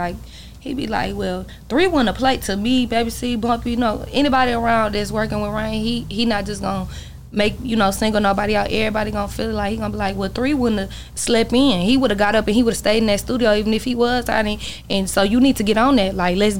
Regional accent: McKinney, Texas, United States; I grew up somewhere in McKinney, so it's like I know three whole family.

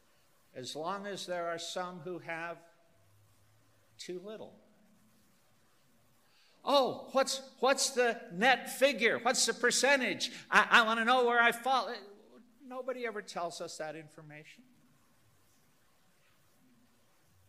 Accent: Northern Illinois, United States; moved away; I'm from Northern Illinois. In the upper Midwest, guys is the generic word for a group of people. My mother and her girlfriends talked to each other and called each other guys

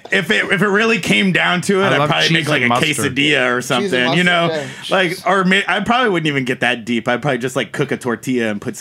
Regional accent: Northern California, United States; I grew up in Northern California

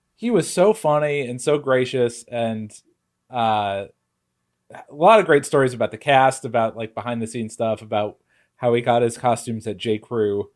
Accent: Connecticut, United States; moved away as an adult; now in Chicago, United States; we're all from Connecticut, uh, in New England, and we all have moved to Chicago.

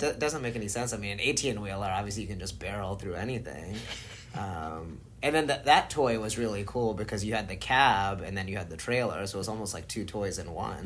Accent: Florida, United States; moved away; also born or lived in New Jersey; pretty much grew up in Florida

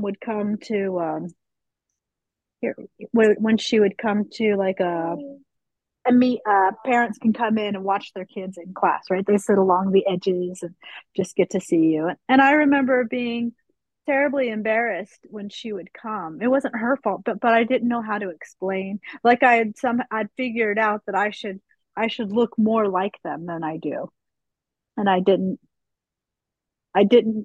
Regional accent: Utah, United States; moved away; also born or lived in Pennsylvania, near Philadelphia; when we moved from Utah to Pennsylvania, near Philadelphia

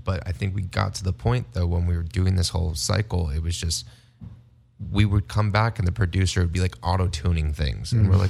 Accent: Las Vegas, Nevada, United States; growing up in Las Vegas

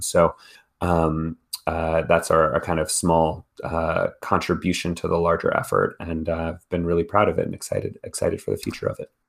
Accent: Texas, United States; I grew up in Texas

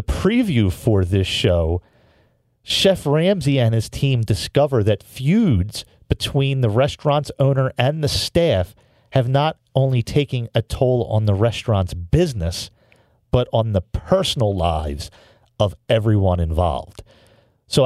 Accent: Philadelphia, Pennsylvania, United States; I'm from Philadelphia.

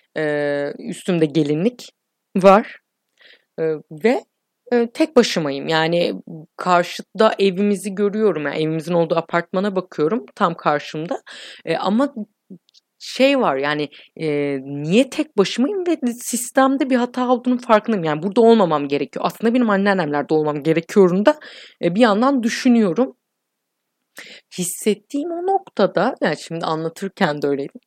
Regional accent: İzmir, Turkey; Ben doksan üç İzmir doğumluyum.

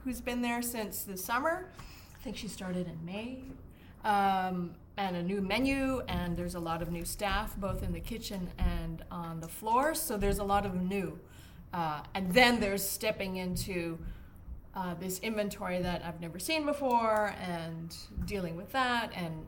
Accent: Winnipeg, Manitoba, Canada; moved away as an adult; also born or lived in Spain / Australia; now in Seattle, United States; I've moved to Seattle from Winnipeg, which is my hometown

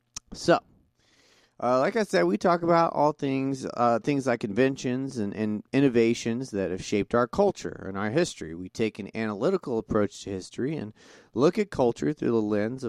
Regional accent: Montana, United States; born there; also born or lived in Texas; I was born in Montana and lived down there in Texas, and family's from Oklahoma, so.

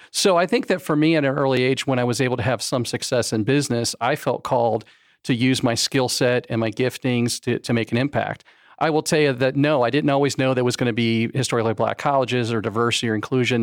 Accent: Florida, United States; also born or lived in Fort Lauderdale, Florida / West Palm Beach, Florida; I was born in Florida, in Fort Lauderdale, and then I went to high school in West Palm Beach, and then Central Florida since about nineteen ninety-one

